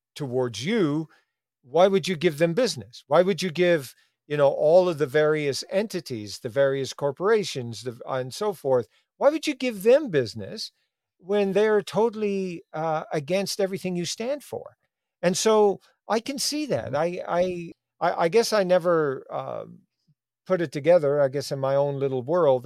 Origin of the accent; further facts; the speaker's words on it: Newfoundland and Labrador, Canada; my growing up in Newfoundland